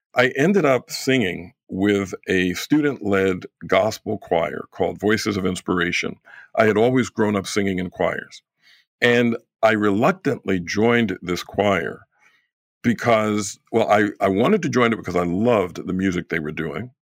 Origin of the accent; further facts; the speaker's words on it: New York, United States; moved away; I'm originally from New York